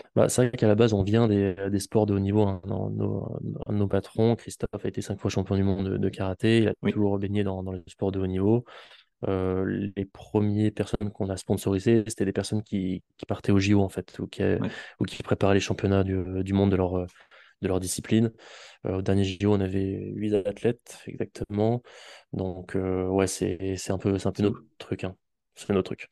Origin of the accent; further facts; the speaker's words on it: Auvergne-Rhône-Alpes, France; now in Toulouse, France; je viens euh, d'Auvergne et maintenant je suis installé à Toulouse